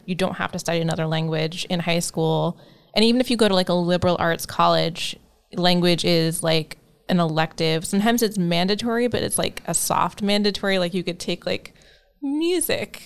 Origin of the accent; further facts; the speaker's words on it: Maine, United States; first language English; I grew up in Maine, a lot of Canadians, a lot of French Canadian speaking.